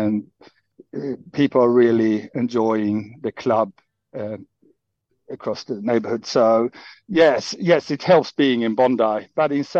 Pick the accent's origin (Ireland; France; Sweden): Sweden; Helsingborg, Skåne; moved away as an adult; now in Sydney, Australia; I'm from a small town in the south called Helsingborg, very close to Denmark